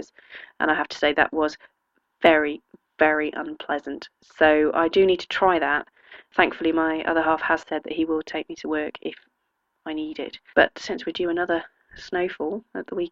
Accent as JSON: {"language": "English", "region": "England", "country": "United Kingdom", "said": "as we English would say"}